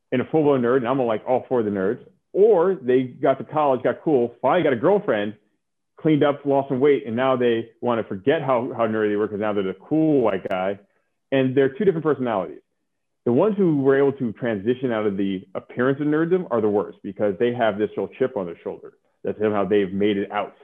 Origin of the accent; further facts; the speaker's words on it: Oakland, California, United States; also born or lived in New York; I grew up in California